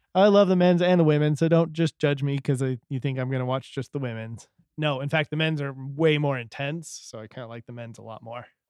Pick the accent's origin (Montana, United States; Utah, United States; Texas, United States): Utah, United States; we're from Utah